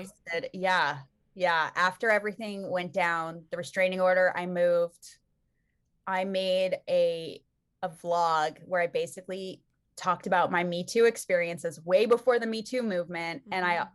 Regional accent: Calabasas, California, United States; we grew up in Calabasas, like Southern California

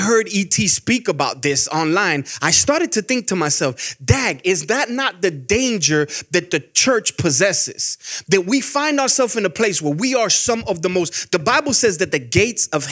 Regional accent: Miami, Florida, United States; moved away as an adult; now in Georgia, United States; when I grew up in Miami, we had squirrels

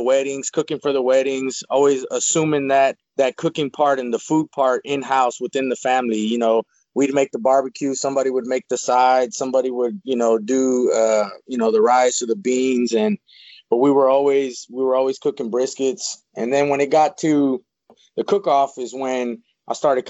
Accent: Houston, Texas, United States; I was born and raised in Houston, Texas, in a north side neighborhood of Houston, Texas

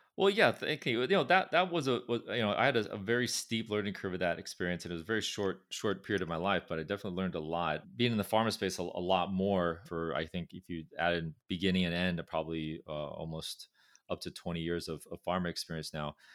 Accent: Orange County, California, United States; accent: California; moved away; also born or lived in Irvine / Berkeley; I was fortunate to grow up in, in a, in a county called Orange County, which is, uh, south of Los Angeles

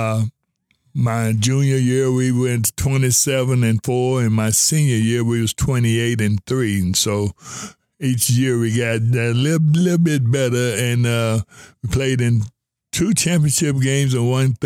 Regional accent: Louisville, Kentucky, United States; I'm from Louisville, Kentucky. I attended Mel High School

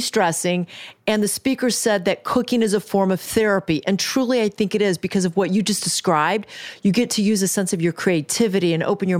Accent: Kansas City, Missouri, United States; moved away; I am from Kansas City, Missouri, and I come back often.

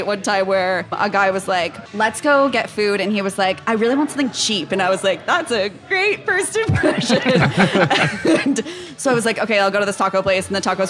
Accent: Kansas City, United States; moved away; I'm from Kansas City, I'm from a suburb.

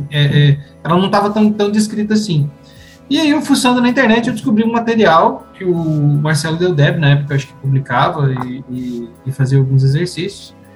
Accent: Cruz Alta, Rio Grande do Sul, Brazil; born there; ligamos na Cúria, lá em, no Rio Grande do Sul, no Cruz Alto, onde eu nasci

